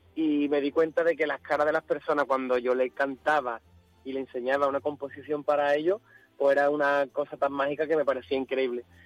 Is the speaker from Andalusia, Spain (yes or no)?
yes; Andalusia, Spain; un poquito de nuestra cultura, un poquito de Andalucía